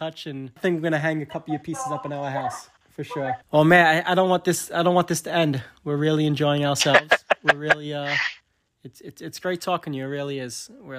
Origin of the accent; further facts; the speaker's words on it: New York City, New York, United States; We grew up in Staten Island. That's where we're from.